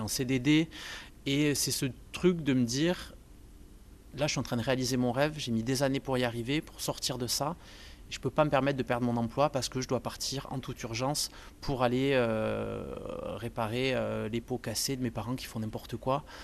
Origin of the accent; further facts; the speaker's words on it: Montpellier, Occitania, France; je suis de Montpellier, je suis né à Montpellier